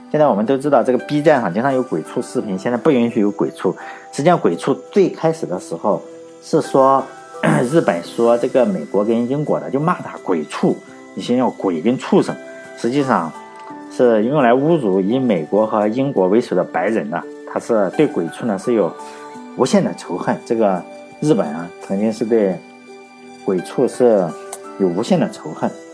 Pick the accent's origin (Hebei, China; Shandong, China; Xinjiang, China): Shandong, China; 我老家是山东的